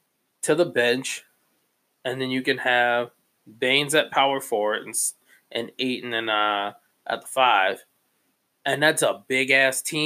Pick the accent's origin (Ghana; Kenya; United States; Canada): United States; Chicago, Illinois; I grew up in Chicago